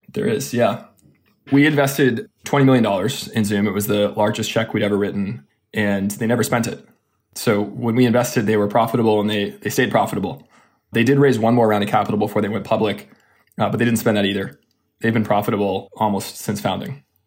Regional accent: Austin, Texas, United States; now in California, United States; I'm from Austin, Texas

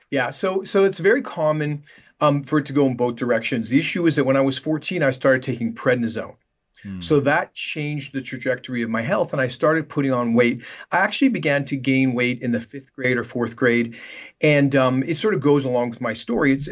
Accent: Canada; moved away as an adult; also born or lived in Vancouver, Canada; now in Manhattan Beach, United States; I'm Canadian, and um, I practiced in Canada for about ten years in Vancouver before moving down to Los Angeles, and I've been here in Manhattan Beach for the last 20 years.

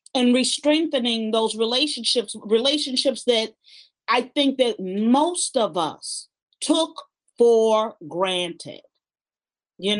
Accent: Chicago, Illinois, United States; I was born in Chicago. I was born on the west side of Chicago

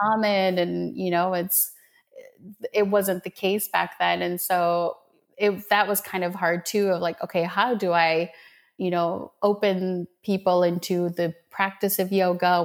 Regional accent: Minnesota, United States; also born or lived in Medellin, Colombia; So I was born in Medellin, Colombia, um, in South America, and um, when we when I was seven, we moved to Minnesota

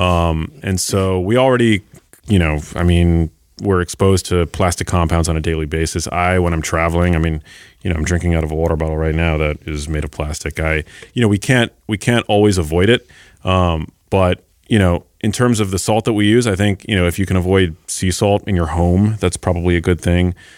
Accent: New York City, New York, United States; I grew up in New York City

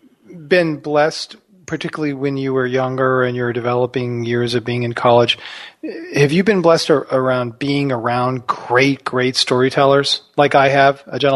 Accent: Texas, United States; we'd always want to hear about stories about our grandparents and growing up in Texas with both my parents.

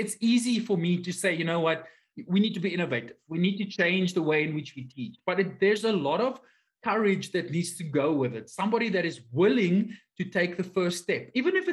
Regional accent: South Africa; I am from South Africa

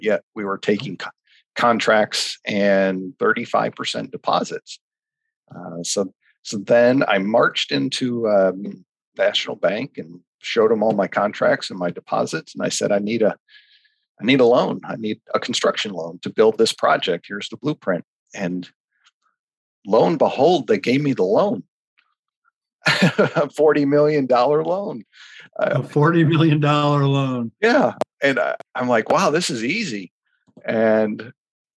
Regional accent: Walled Lake, Michigan, United States; moved away as an adult; also born or lived in Big Rapids, Michigan / Chicago, Illinois; now in Naples, United States; I'm originally from Walled Lake, Michigan, where I grew up in the farm country of Michigan

